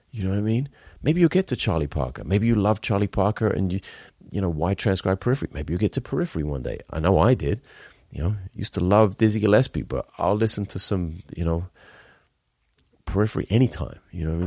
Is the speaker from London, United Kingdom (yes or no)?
no; Wales, United Kingdom; I'm Welsh.